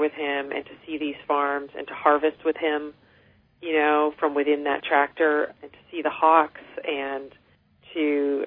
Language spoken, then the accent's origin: English; United States; as an American